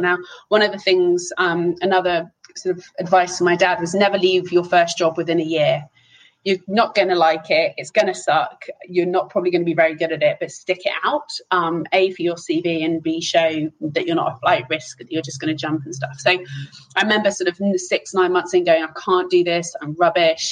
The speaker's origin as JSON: {"language": "English", "area": "Hertfordshire", "region": "East of England", "country": "United Kingdom", "tie": "born or raised there", "also_born_or_lived": "Amsterdam", "moved": "yes", "said": "I grew up and I was born in Hertfordshire, but have sort of gone around the houses since then"}